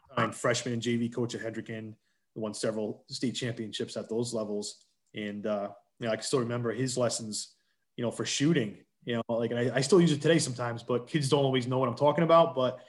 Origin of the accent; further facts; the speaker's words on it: Johnston, Rhode Island, United States; also born or lived in Providence, Rhode Island; my hometown school of Johnston